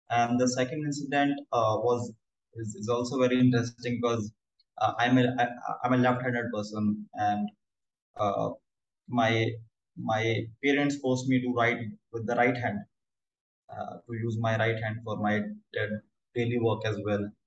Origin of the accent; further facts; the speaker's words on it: New Delhi, Delhi, India; I'm from New Delhi, India. And uh, I'm 26 years old.